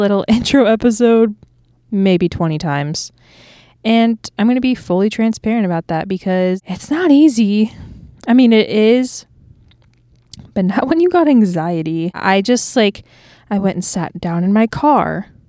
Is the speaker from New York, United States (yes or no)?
no; Clearwater, Florida, United States; moved away as an adult; now in Nashville, United States; I am from Clearwater, Florida, and I moved to Nashville, Tennessee six months ago